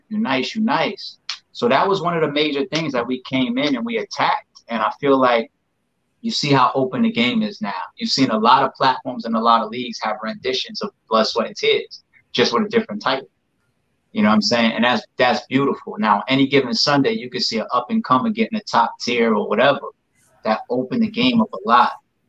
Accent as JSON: {"language": "English", "region": "New York", "country": "United States", "said": "A New Yorker, right? You know I'm a New Yorker."}